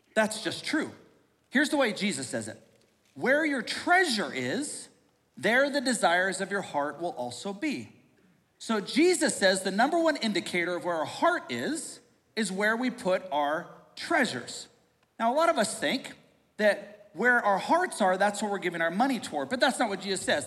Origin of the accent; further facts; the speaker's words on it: United States; we are a smart American society